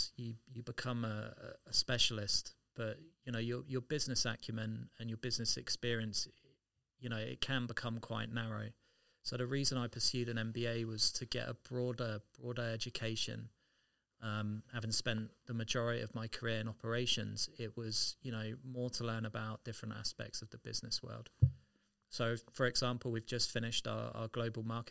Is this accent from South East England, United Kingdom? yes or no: yes; Southampton, South East England, United Kingdom; I was born in the United Kingdom and raised in a port city called Southampton, which is on the south coast of England